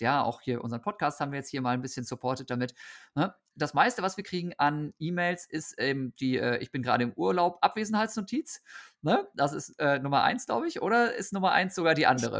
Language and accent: German; Osnabrück, Lower Saxony, Germany; Osnabrück, wo ich aufgewachsen bin